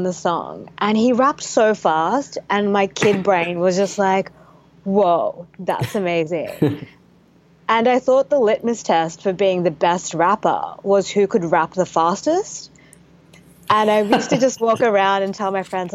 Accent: Australia; I'm from Australia.

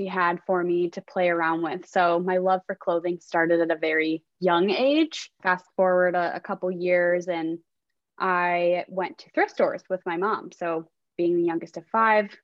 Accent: Chicago, Illinois, United States; now in Austin, United States; I'm originally from Chicago

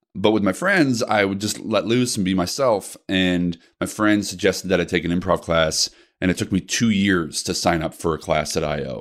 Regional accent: Naperville, Illinois, United States; I was raised out in the burbs of Chicago, Naperville

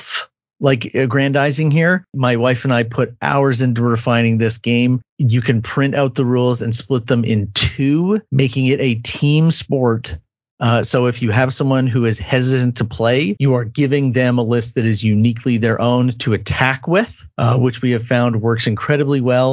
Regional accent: Canada; I'm Canadian

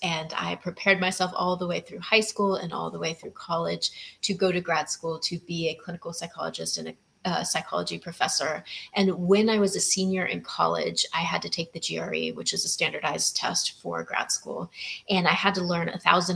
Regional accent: Texas, United States; moved away as an adult; now in Maui, United States; I am from Texas.

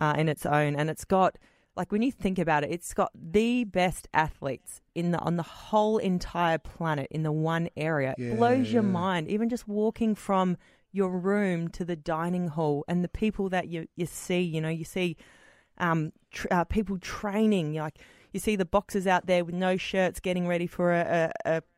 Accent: Australia; being an Australian athlete in the Olympics

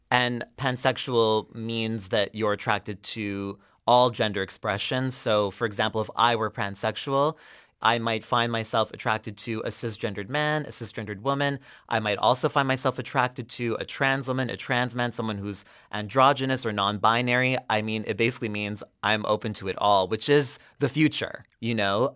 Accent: Quebec, Canada; I'm Anglophone. I didn't really, even though I grew up in Quebec

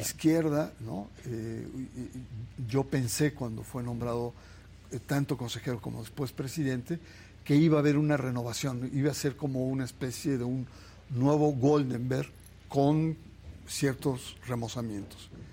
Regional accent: Naucalpan, State of Mexico, Mexico; yo soy, yo soy eh, mexiquense en la zona satélite, en mm. Naucalpan

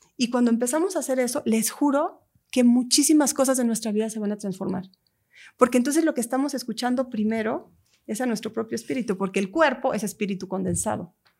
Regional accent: Lake Atitlán, Sololá, Guatemala; Hay un lago en Guatemala que es mi lugar sagrado, que es donde yo crecí. Es un lago, el lago de Atitlán, con tres volcanes.

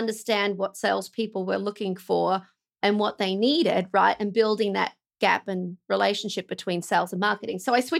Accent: Australia; moved away as an adult; now in United States; I'm an Aussie, obviously. So if you can't tell by my accent

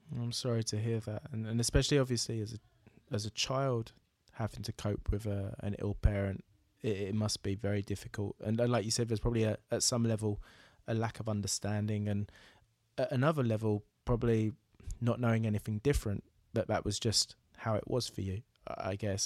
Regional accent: Braintree, East of England, United Kingdom; moved away; my hometown of Braintree

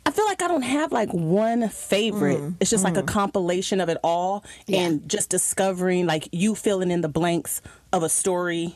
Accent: California, United States; I'm from California.

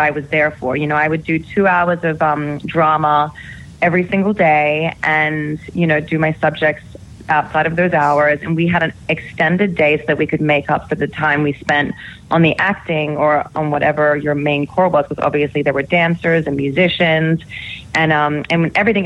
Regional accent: Sydney, New South Wales, Australia; moved away; I'm from Sydney

